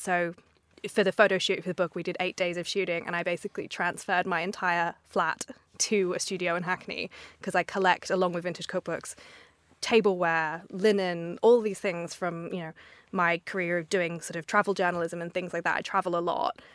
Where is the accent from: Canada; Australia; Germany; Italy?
Australia; moved away as an adult; now in London, United Kingdom; I'm from Australia originally